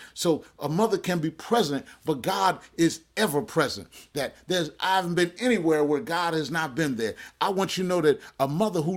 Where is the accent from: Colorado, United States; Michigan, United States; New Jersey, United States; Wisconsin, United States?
New Jersey, United States; Jersey Shore; I remember growing up on the Jersey Shore